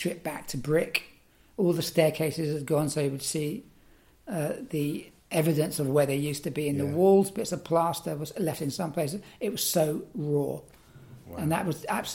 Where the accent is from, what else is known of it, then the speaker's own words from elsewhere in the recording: London, United Kingdom; also born or lived in Athens, Greece; As a kid growing up in West London, where I grew up